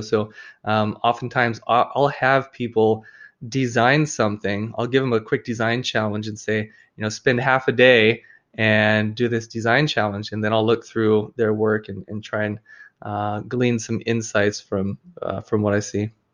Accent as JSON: {"language": "English", "area": "Oahu", "region": "Hawaii", "country": "United States", "tie": "born or raised there", "said": "I grew up in Hawaii on, uh, the island of Oahu"}